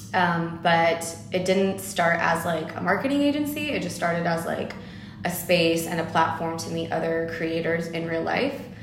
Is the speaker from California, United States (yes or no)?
yes; Los Angeles, California, United States; I am born here in Los Angeles